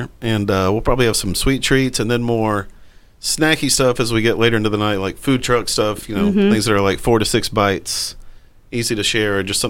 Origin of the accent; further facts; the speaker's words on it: Georgia, United States; also born or lived in Tennessee / Mississippi / Chicago; Yeah, I was born in Georgia, then very young moved to Tennessee for about 9 years, then back to Georgia, then went to school in Mississippi and stayed there for a few years afterwards